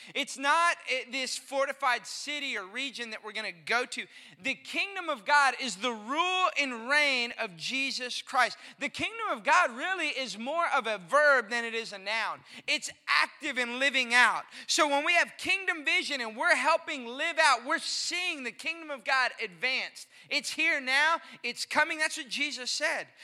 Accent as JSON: {"language": "English", "town": "Austin", "region": "Texas", "country": "United States", "tie": "born or raised there", "lives_now": "McKinney, United States", "said": "growing up in Austin, Texas"}